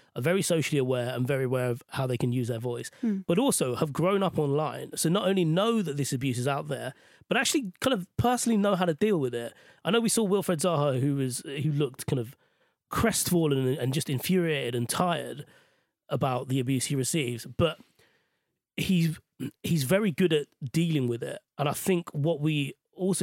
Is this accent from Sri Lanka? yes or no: yes; Sri Lanka; now in United Kingdom; Sri Lanka, where I grew up